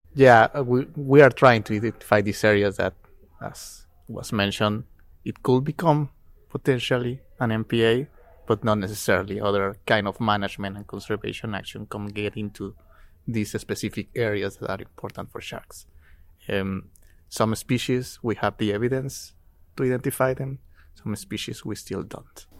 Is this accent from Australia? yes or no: no; Mexico; I'm from Mexico.